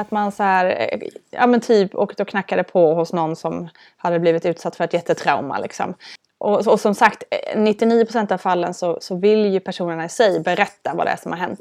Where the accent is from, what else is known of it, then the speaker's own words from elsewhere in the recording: Älmhult, Kronoberg County, Sweden; Jag är uppvuxen i Älmhult